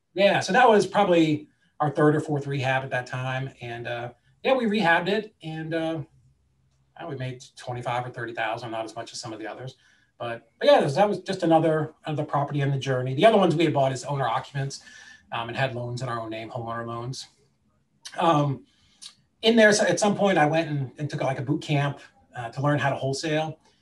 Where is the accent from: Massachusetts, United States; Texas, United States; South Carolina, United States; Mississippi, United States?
Massachusetts, United States; Boston; now in Chattanooga, United States; I grew up in the Boston area